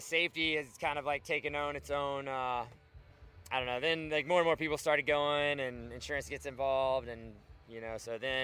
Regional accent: Alabama, United States; also born or lived in Brevard, North Carolina; now in Glenwood Springs, United States; I grew up in Alabama

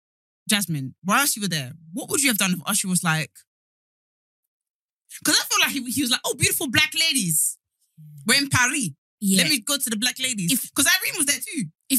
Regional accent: Essex, East of England, United Kingdom; I'm from Essex.

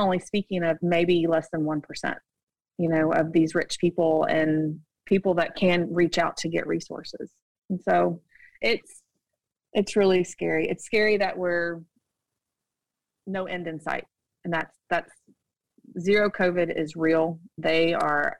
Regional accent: United States; moved away as an adult; now in Shanghai, China; we have an American passport

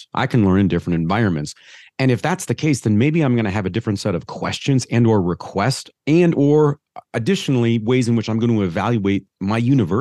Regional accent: Midwest, United States; I'm a Midwesterner

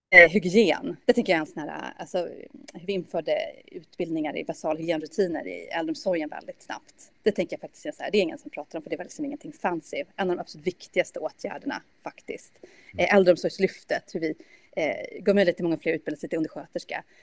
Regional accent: Sweden; also born or lived in Germany; som svensk

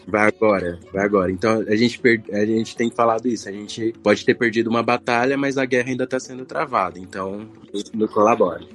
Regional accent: Mato Grosso, Brazil; now in Brasília, Brazil; Atualmente eu moro em Brasília, mas eu sou do Mato Grosso, uma outra região.

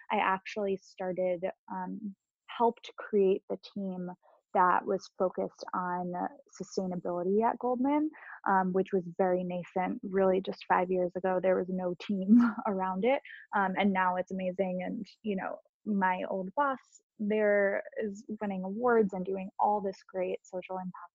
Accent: Long Island, New York, United States; I grew up on Long Island and went to NYU

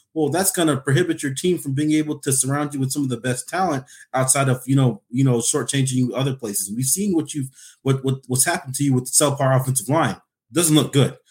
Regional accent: Alaska, United States; I usually say nine oh seven. That's, that says I'm from Alaska

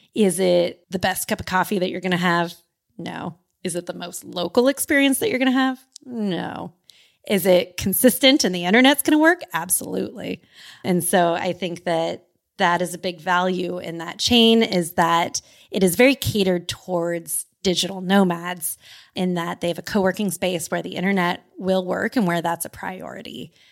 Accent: California, United States; as a Californian

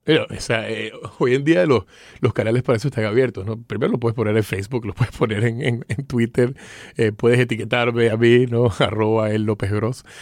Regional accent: Venezuela; moved away as an adult; also born or lived in Miami; now in United States; nací en Venezuela, me vine acá a estudiar a la universidad

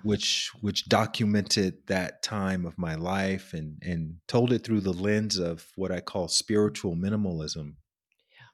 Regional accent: Alabama, United States; I grew up in Alabama

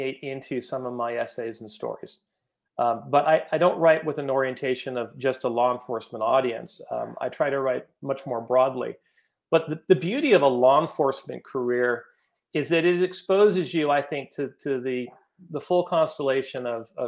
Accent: Los Gatos, California, United States; I grew up in Los Gatos, California

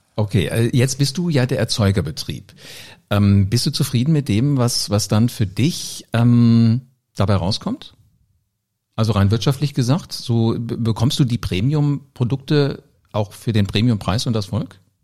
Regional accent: Oberjosbach, Hesse, Germany; ich bin groß geworden auf dem Dorf. Äh, Oberjosbach, das ist in der Nähe hier von, von Wiesbaden

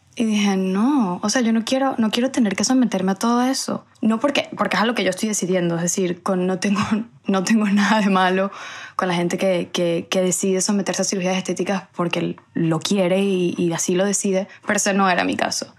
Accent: Venezuela; moved away as an adult; now in Spain; después ya yo salí de Venezuela, em, emigré

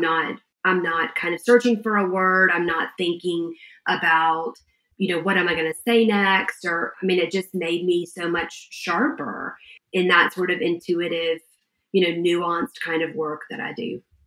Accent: Georgia, United States; we're from Georgia

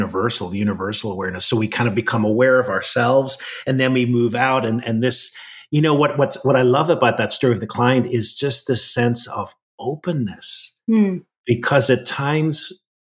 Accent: Ireland; part of my spirituality is very much grounded in where I grew up in Ireland

